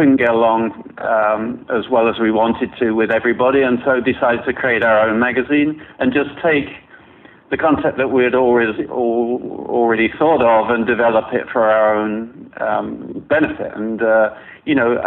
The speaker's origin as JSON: {"language": "English", "region": "London", "country": "United Kingdom", "tie": "born or raised there", "also_born_or_lived": "Toronto", "moved": "as an adult", "lives_now": "New York, United States", "said": "I grew up in London"}